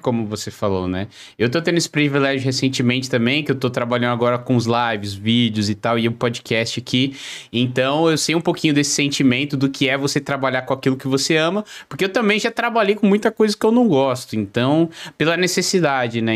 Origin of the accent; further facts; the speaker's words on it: São Paulo, Brazil; now in Joinville, Brazil; eu moro em Joinville, Santa Catarina, mas sou de São Paulo